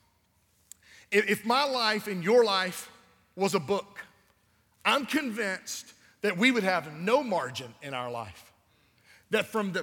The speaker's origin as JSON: {"language": "English", "town": "Albany", "region": "Georgia", "country": "United States", "tie": "born or raised there", "said": "This is my hometown. I was born here"}